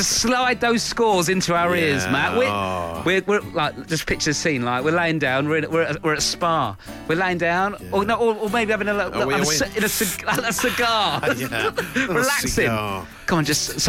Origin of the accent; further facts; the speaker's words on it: Nottingham, East Midlands, United Kingdom; I'm from Nottingham